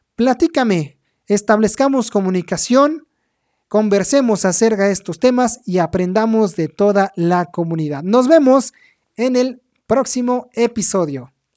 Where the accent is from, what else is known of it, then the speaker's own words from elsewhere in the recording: Mexico; a mí como mexicano